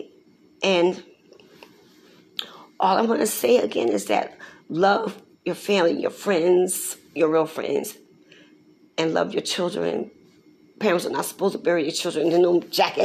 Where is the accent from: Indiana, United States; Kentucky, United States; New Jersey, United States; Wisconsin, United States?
New Jersey, United States; Newark; I was born November 14, 1962, in a hospital downtown in Newark, New Jersey